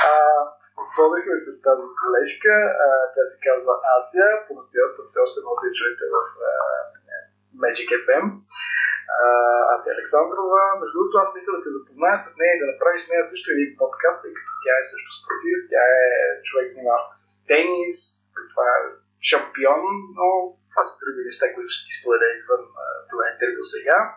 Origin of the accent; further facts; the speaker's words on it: Troyan, Lovech Province, Bulgaria; moved away as an adult; now in Sofia, Bulgaria; че съм от Троян, аз съм всъщност от там